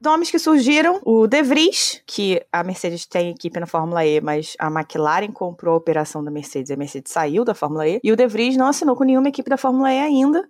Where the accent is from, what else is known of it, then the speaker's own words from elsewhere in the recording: Brazil; eu sou brasileira